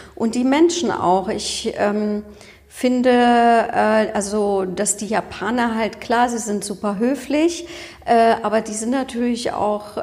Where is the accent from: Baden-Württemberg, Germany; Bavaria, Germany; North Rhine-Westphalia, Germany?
North Rhine-Westphalia, Germany; Cologne; ich bin ja Kölnerin